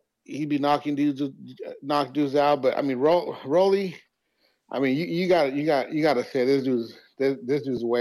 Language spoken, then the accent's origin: English; San Jose, California, United States; I'm from San Jose